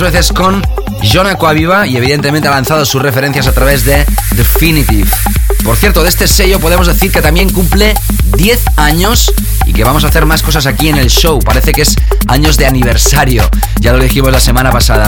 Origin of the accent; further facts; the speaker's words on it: Barcelona, Catalonia, Spain; Barcelona, mi ciudad natal